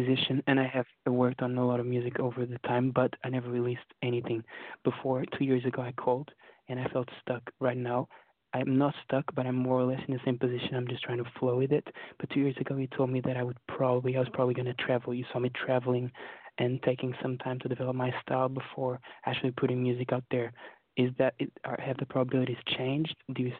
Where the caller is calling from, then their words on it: London, United Kingdom; Rap from London.